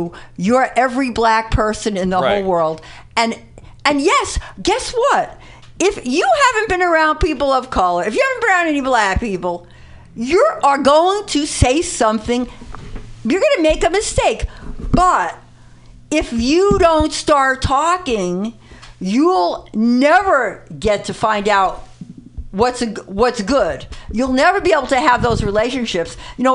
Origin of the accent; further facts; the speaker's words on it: New York City, New York, United States; I grew up in the Bronx